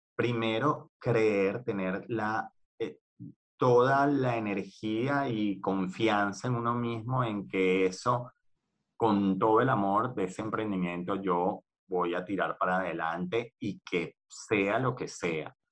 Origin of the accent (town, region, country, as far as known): Venezuela; moved away as an adult; also born or lived in Argentina; now in Spain